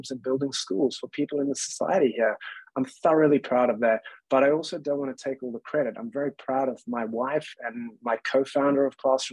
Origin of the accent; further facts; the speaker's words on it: Cape Town, Western Cape, South Africa; moved away as an adult; also born or lived in London, United Kingdom; I came from Cape Town in South Africa and I was born and raised there